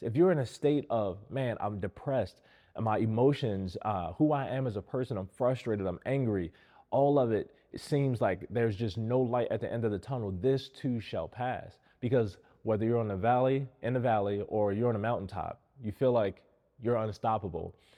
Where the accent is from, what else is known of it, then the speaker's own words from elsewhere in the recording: Baltimore, Maryland, United States; I grew up in Baltimore in a single family home.